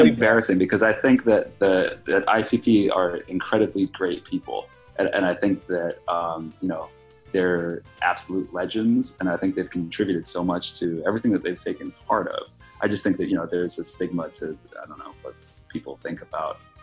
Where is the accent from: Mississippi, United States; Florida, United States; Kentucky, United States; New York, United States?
New York, United States; New York City; as a New Yorker